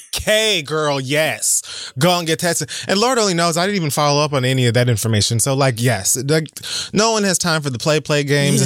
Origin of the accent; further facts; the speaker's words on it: Miami, Florida, United States; now in New York City, United States; growing up in Miami